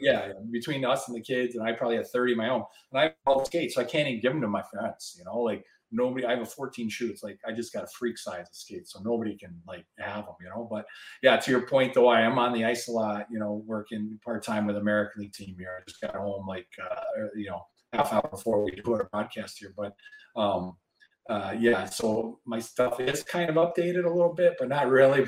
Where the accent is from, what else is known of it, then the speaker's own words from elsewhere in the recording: West Michigan, United States; also born or lived in Toronto, Canada; I grew up in West Michigan